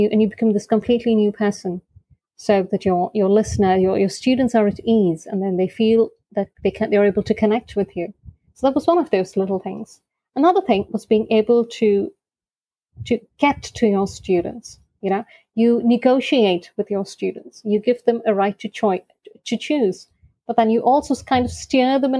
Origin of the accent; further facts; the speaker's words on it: Oman; I am based in Oman, originally from India, born and brought up in Oman